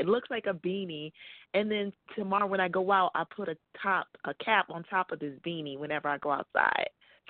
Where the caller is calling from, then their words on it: Arizona, United States; I'm calling from Arizona.